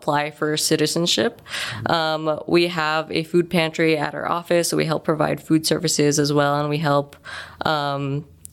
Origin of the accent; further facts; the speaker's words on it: Chicago, Illinois, United States; now in Las Vegas, United States; I'm actually from Chicago, but I am Pinay, a proud Pinay American.